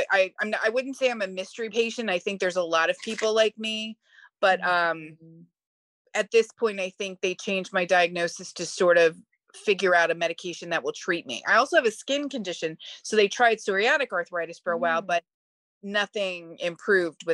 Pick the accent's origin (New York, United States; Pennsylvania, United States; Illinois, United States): Pennsylvania, United States; Philadelphia; I am from Philadelphia